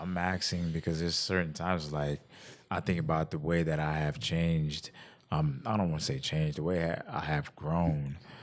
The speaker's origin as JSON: {"language": "English", "country": "Jamaica", "moved": "yes", "said": "I'm from Jamaica"}